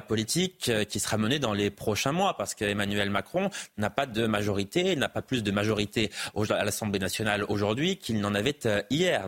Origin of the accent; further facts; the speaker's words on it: Auvergne-Rhône-Alpes, France; moved away as an adult; now in Paris, France; Je vis à Paris depuis dix ans, mais j'ai grandi en Auvergne, j'y ai passé plus de 20 ans.